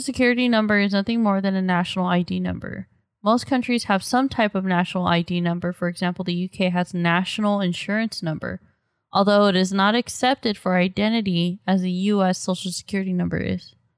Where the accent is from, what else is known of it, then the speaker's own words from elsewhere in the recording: United States; We're American 'cause we're born in America